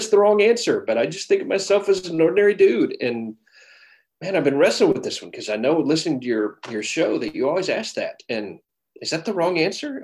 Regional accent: Arkansas, United States; moved away as an adult; also born or lived in Indiana / Little Rock, Arkansas; now in Canton, Georgia, United States; I grew up in Arkansas. I'm a Hoosier by birth, but grew up in Arkansas

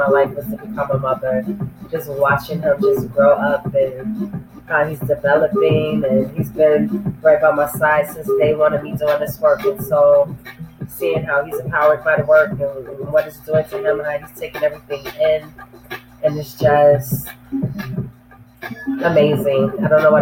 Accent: New York City, New York, United States; moved away; also born or lived in Harlem, New York; out in the Bronx, New York, where I was raised, born in Harlem in New York

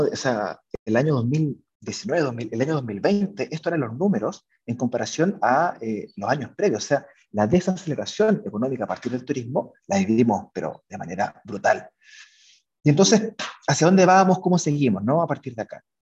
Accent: Chile; somos dos chilenos y, y cuatro hispanohablantes

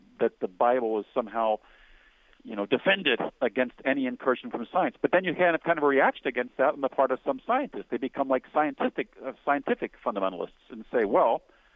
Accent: Cincinnati, Ohio, United States; My hometown is Cincinnati, right across the river

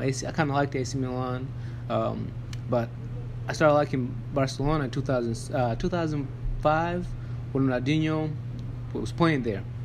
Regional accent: Tanzania; we both grew up in Tanzania.

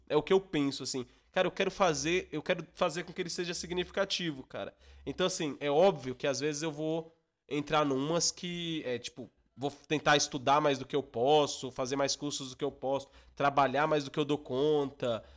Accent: Minas Gerais, Brazil; Eu sou de Minas Gerais, minha família é de Minas Gerais

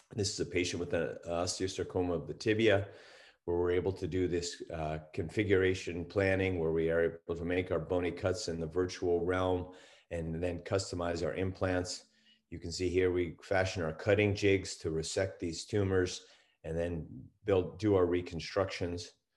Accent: East Coast, United States; moved away as an adult; also born or lived in Washington / Utah; now in California, United States; I grew up on the East Coast

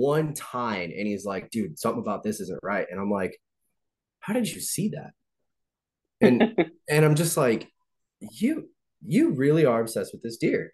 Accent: Illinois, United States; moved away; also born or lived in the South; growing up in Illinois, me and my dad would go out to this game preserve by the house

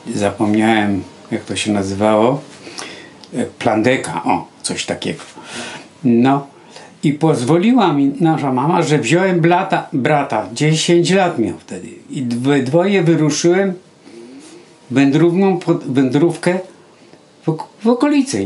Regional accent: Dzierżoniów, Lower Silesian Voivodeship, Poland; w szkole średniej y, też pamiętam w liceum w Dzierżoniowie

